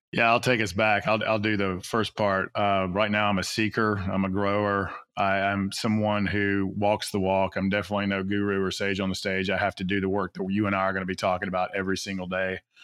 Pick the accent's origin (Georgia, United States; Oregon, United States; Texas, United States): Georgia, United States; Atlanta; I grew up in South Atlanta